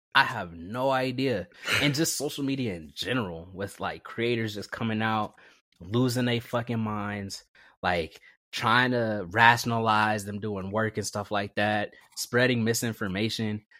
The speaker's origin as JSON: {"language": "English", "town": "Vallejo", "region": "California", "country": "United States", "tie": "born or raised there", "also_born_or_lived": "Napa, California", "said": "growing up in the Bay Area, it was very diverse, especially in Vallejo"}